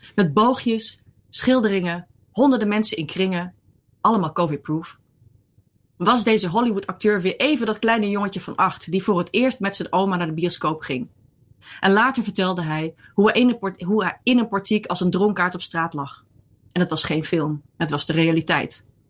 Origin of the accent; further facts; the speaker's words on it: Netherlands; also born or lived in Rotterdam / Ireland; ik kom uit Nederland